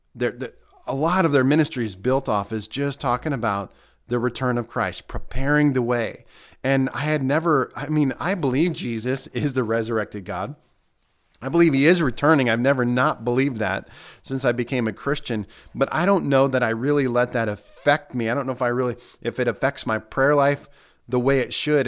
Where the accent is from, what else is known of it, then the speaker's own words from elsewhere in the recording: United States; especially as American believers